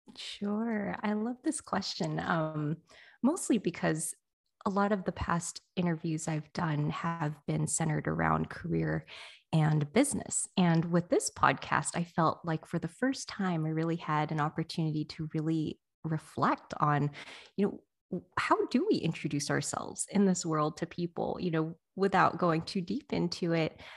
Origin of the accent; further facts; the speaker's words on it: United States; someone who was born here